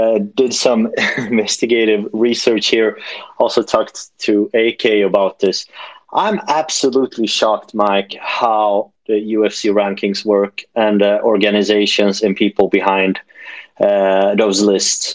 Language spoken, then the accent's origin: English; Sweden; I am from Sweden